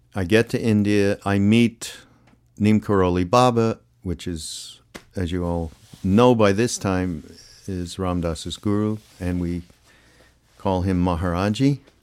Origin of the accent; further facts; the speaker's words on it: Canada; I'm from Canada